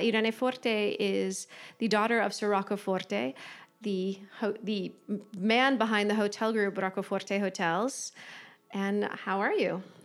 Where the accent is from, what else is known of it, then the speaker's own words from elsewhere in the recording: United States; accent: American; my American accent